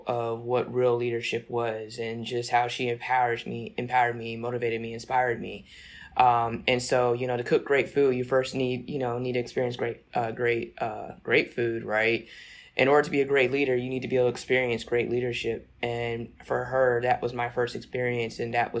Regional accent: Newport News, Virginia, United States; growing up in Newport News, Virginia was all about.

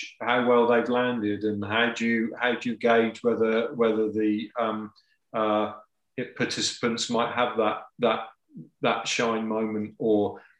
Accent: England, United Kingdom; I'm English.

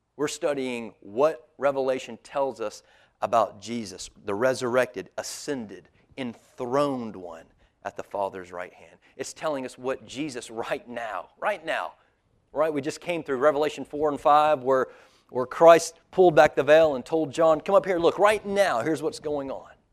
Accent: United States; as an American

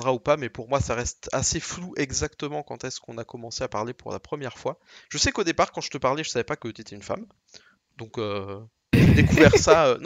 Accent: France; accent: French; Je me suis dit finalement le plus simple, c'est de prendre toujours un gros accent français, comme ça je n'ai absolument, euh, je me sens absolument pas gêné.

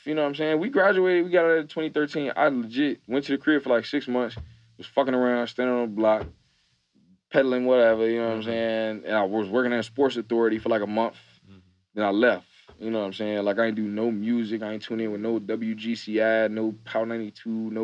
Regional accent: Chicago, Illinois, United States; also born or lived in Atlanta; I'm from Chicago, like, the city.

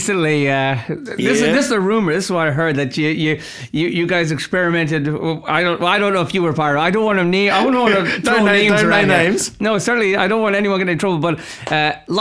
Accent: Ireland; now in Australia; I'm Irish

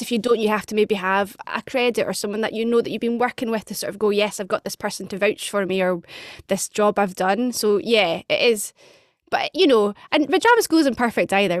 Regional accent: Edinburgh, Scotland, United Kingdom; moved away as an adult; also born or lived in London; now in Glasgow, United Kingdom; I'm from Edinburgh. I now live in Glasgow.

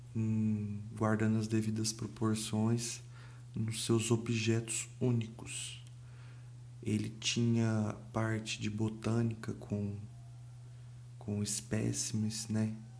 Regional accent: Brazil; Eu não sou carioca, mas sou brasileiro.

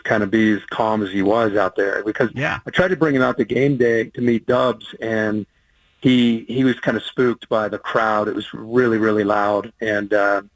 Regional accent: Midwest, United States; where I grew up in the Midwest

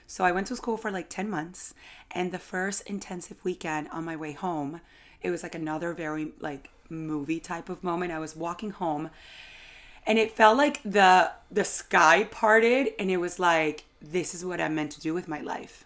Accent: Venezuela; moved away as an adult; now in New York, United States; so I've lived in New York for about eight years, but I was born in Venezuela

